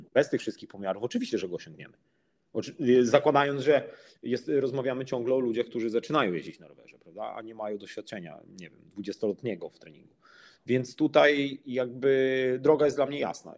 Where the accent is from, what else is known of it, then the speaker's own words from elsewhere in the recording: Przemyśl, Subcarpathian Voivodeship, Poland; pochodzę z mojego miasta, z Przemyśla, z Polski